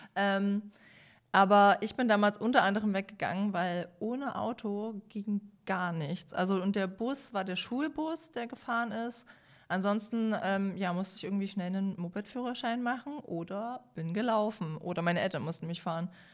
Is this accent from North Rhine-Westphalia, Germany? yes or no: no; Dresden, Saxony, Germany; Als Dresdnerin